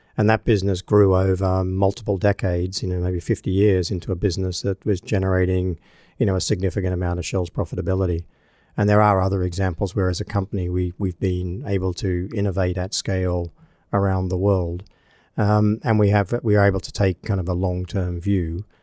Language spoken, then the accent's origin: English; Australia; moved away; my home country of Australia